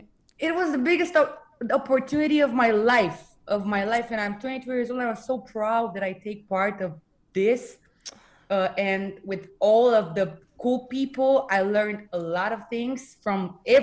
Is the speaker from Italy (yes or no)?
no; Bucharest, Romania; English is a second language; I'm 22 years old. I'm from Romania, Bucharest, and I'm a singer.